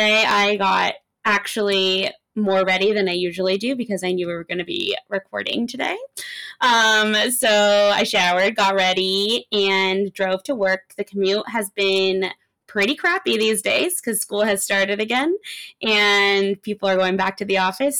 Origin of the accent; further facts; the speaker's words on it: Los Angeles, California, United States; I am from LA. I've lived in LA my whole life.